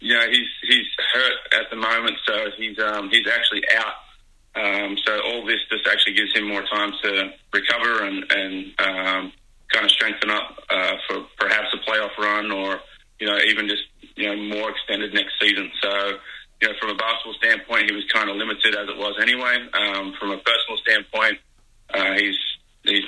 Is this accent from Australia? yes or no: yes; Australia; moved away as an adult; also born or lived in United States / Philadelphia; now in New Zealand; I am an Aussie. I've been in the US for about 15 years too.